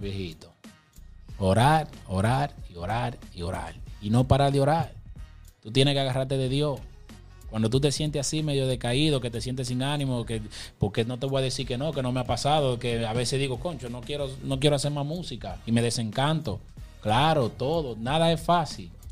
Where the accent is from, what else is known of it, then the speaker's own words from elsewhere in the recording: Puerto Plata, Dominican Republic; soy de Puerto Plata, mi gente. Cristo Rey. Organización Oliva. Soy criado ahí mismo en los dos barrios.